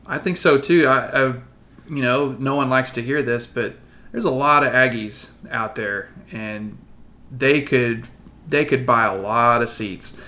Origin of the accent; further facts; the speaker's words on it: Abilene, Texas, United States; I grew up around Abilene, so we went to the zoo a lot for field trips